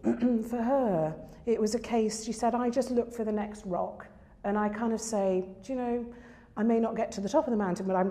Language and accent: English; Lincolnshire, East Midlands, United Kingdom; I grew up in Lincolnshire, we don't have hills